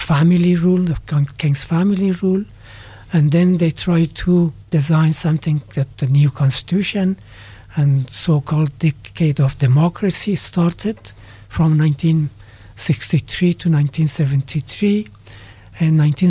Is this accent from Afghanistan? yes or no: yes; Kabul, Afghanistan; moved away as an adult; also born or lived in Hawaii, United States / Pakistan; now in Dunedin, New Zealand; I was born and raised in Kabul, Afghanistan